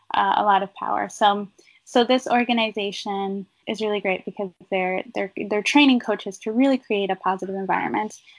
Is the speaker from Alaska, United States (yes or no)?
yes; Alaska, United States; moved away; I grew up in Alaska